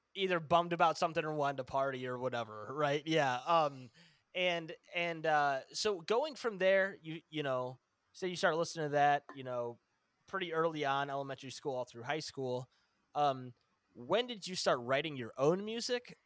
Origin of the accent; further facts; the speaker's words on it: Northern Illinois, United States; I'm from the Northern Illinois area